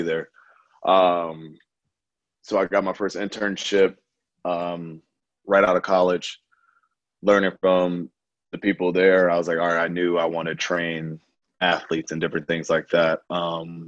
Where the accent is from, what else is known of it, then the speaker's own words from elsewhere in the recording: Detroit, Michigan, United States; moved away as an adult; now in Tampa, United States; I grew up in Michigan, Detroit, Michigan, when I was born